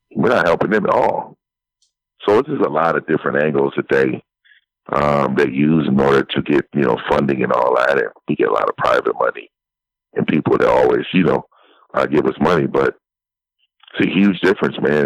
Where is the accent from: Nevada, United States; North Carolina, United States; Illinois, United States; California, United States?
California, United States; San Francisco; moved away; I'm originally from San Francisco, so I was born and raised there